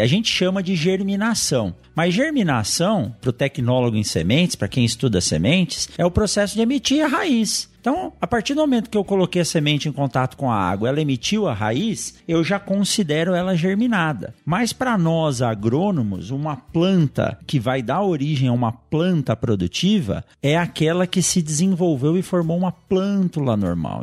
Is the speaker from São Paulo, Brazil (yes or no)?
yes; São Paulo, Brazil; now in Sinop, Brazil; hoje eu moro em Sinop, mas nasci em São Paulo